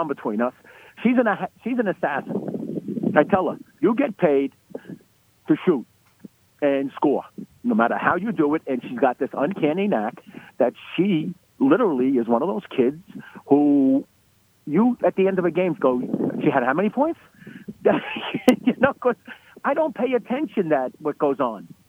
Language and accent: English; New York City, New York, United States; I grew up in Brooklyn